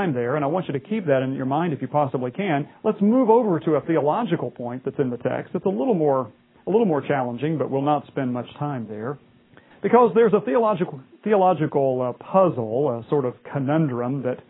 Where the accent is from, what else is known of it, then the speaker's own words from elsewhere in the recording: West Virginia, United States; I grew up in West Virginia